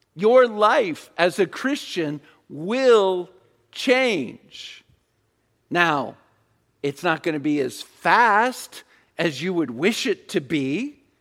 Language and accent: English; Virginia Beach, Virginia, United States; I grew up in Virginia Beach.